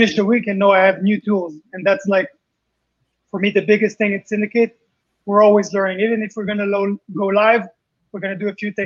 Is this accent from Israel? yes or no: yes; Israel; also born or lived in Paris, France; I came to Israel from France. I was born in Paris. And some kids, you know, would laugh about my accent